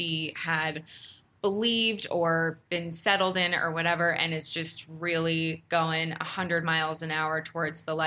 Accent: Ohio, United States; I grew up in Ohio

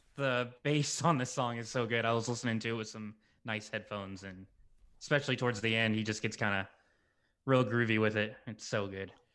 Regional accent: the South, United States; I grew up in the South

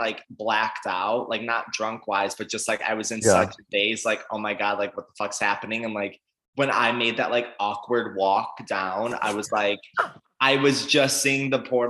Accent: Syracuse, New York, United States; moved away as an adult; also born or lived in Niagara Falls; now in New York City, United States

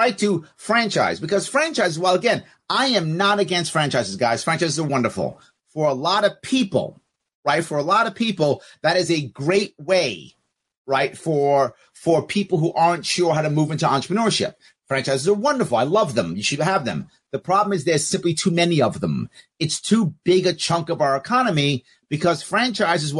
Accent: New York City, New York, United States; I am a New Yorker, New York City guy

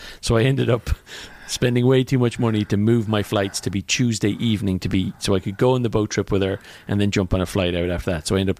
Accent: Ireland; now in Silicon Valley, United States; growing up in Ireland

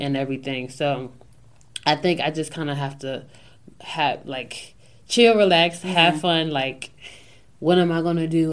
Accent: Newark, Delaware, United States; I'm this girl from Newark, Delaware.

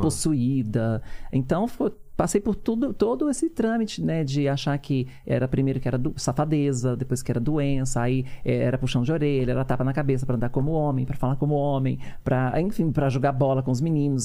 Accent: São Paulo, Brazil; also born or lived in Teófilo Otoni, Minas Gerais; Viemos para São Paulo e eles foram morar no Capão, no Capão Redondo, que foi o bairro que fui criada

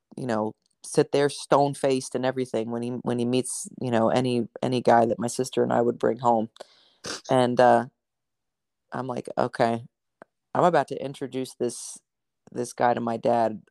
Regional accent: New Jersey, United States; moved away; I'm originally from New Jersey.

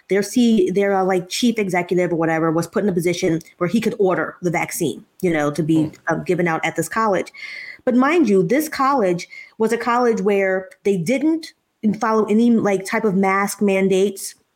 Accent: Philadelphia, Pennsylvania, United States; when I grew up in Philadelphia, we lived in a row house

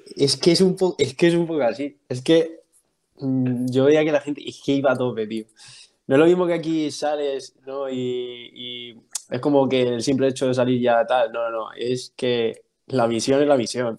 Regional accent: Albacete, Castilla-La Mancha, Spain; moved away as an adult; also born or lived in Cuenca / United States; Soy, soy de Albacete, soy del noventa y siete, tengo veintiséis años recién cumplidos

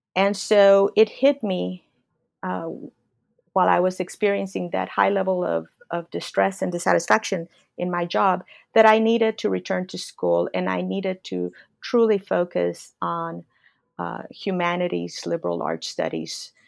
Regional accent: Laredo, Texas, United States; born or raised there

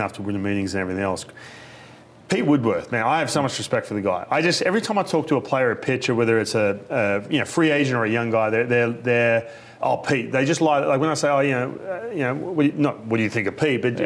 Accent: Australia; also born or lived in Los Angeles, United States; now in Seattle, United States; I grew up in Australia

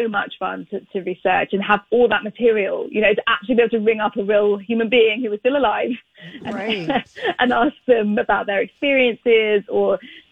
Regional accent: United Kingdom; I am British.

